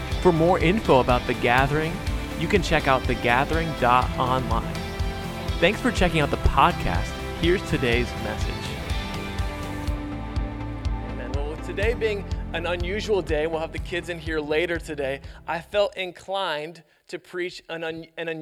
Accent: Youngstown, Ohio, United States; Growing up in Youngstown, we played this at our church all-nighter for New Year's Eve

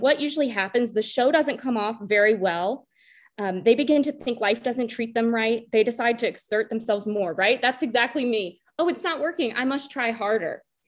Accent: North Carolina, United States; we're from North Carolina.

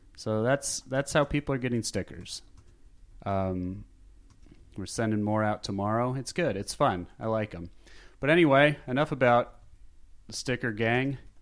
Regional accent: Scottsdale, Arizona, United States; now in Los Angeles, United States; growing up in Scottsdale, Arizona

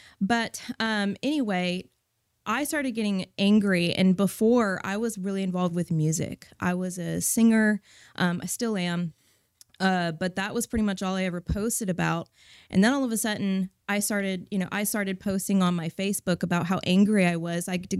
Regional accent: California, United States; moved away as an adult; I grew up in Northern California, moved to Texas in 2010.

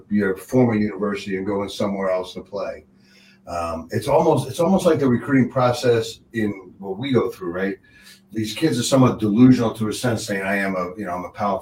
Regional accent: Long Island, New York, United States; moved away as an adult; also born or lived in Maryland; growing up on Long Island

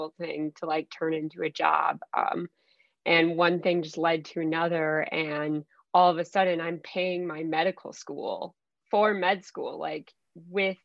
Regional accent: Minnesota, United States; also born or lived in Mexico; I grew up actually in Minnesota

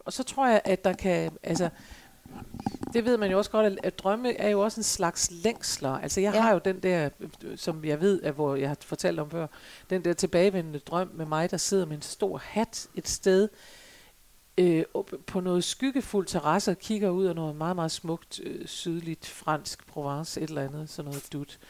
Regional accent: Jutland, Denmark; jeg er en gammel jyde

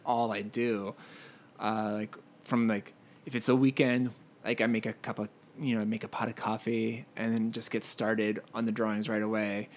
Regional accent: Pennsylvania, United States; moved away as an adult; also born or lived in Philadelphia / Connecticut; now in Los Angeles, United States; I am from Pennsylvania and I went to school in Philadelphia

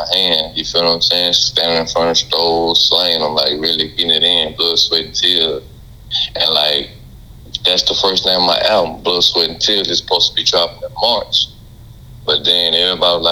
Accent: Louisiana, United States; I'm from Louisiana

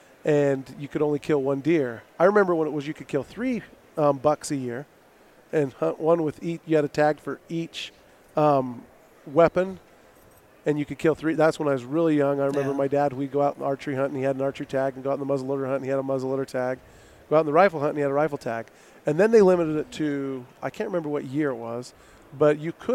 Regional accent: Smithfield, Utah, United States; I grew up in Smithfield, Utah

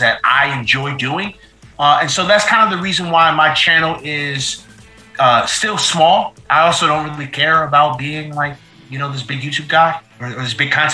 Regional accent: New Jersey, United States; moved away; I am originally from New Jersey

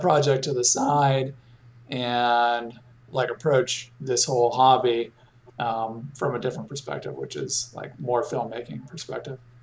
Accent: Raleigh, North Carolina, United States; my hometown of in Raleigh, North Carolina

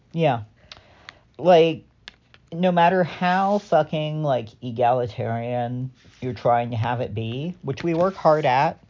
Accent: California, United States; I am a Californian with a lapsed Catholic dad.

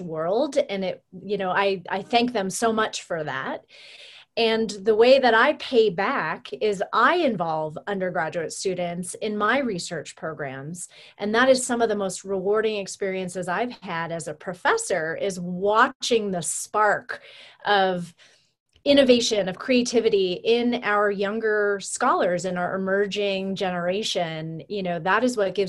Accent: Sussex County, New Jersey, United States; also born or lived in Canada; now in Boulder, United States; I grew up in New Jersey

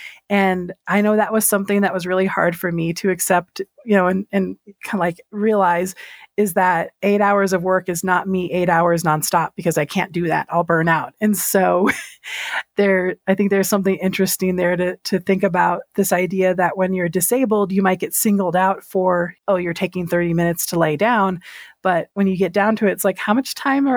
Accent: San Antonio, Texas, United States; I come from San Antonio, which is predominantly Hispanic, Latinx. We're mostly Mexican

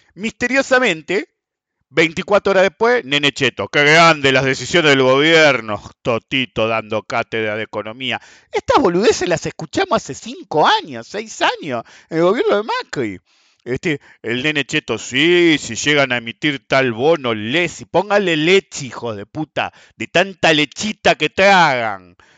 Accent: Argentina

